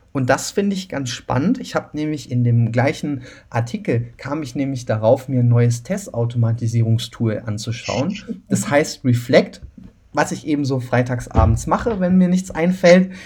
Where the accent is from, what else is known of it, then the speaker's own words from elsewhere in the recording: Cologne, North Rhine-Westphalia, Germany; ich komme ja aus Köln